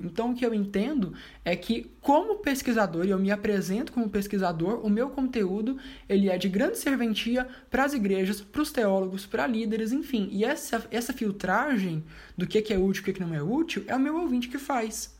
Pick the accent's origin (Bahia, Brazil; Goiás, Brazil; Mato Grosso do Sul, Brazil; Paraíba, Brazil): Goiás, Brazil; Anápolis; eu tenho 26 anos, eu sou de Anápolis, Goiás